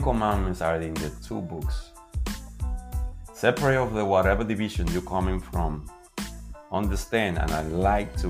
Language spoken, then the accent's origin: English; Dominican Republic; I'm coming from the Dominican Republic and we are the results of a big diverse society